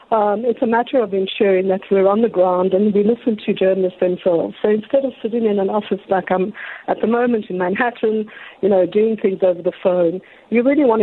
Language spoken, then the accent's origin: English; South Africa; I'm South African